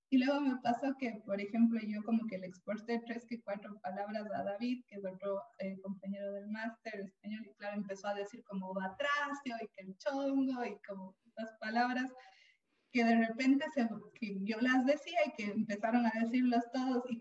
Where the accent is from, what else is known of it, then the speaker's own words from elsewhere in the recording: Ecuador; now in Spain; yo no voy a decir ninguna palabra ni expresión remotamente española porque yo soy ecuatoriana